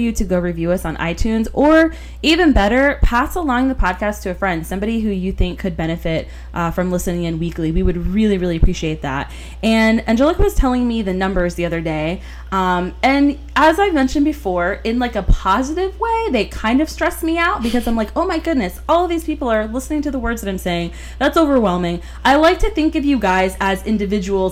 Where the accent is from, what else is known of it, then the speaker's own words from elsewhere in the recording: Florida, United States; we grew up together here in Florida